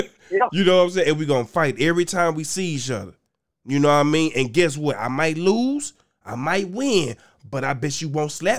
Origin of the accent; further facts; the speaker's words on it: Arkansas, United States; I'm from Arkansas. Nigga, I got about 11 goddamn siblings.